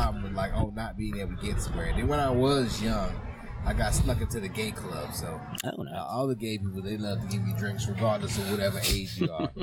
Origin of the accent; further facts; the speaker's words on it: New Orleans, Louisiana, United States; I'm from New Orleans